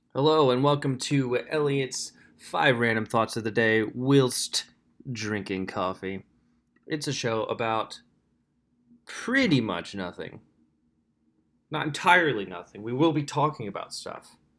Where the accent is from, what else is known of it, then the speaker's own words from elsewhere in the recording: Lampeter, Pennsylvania, United States; I grew up in Lancaster, Pennsylvania, specifically Lampeter, PA